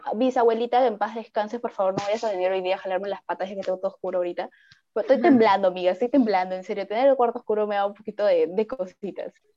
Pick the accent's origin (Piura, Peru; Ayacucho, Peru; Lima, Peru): Piura, Peru; yo soy piurana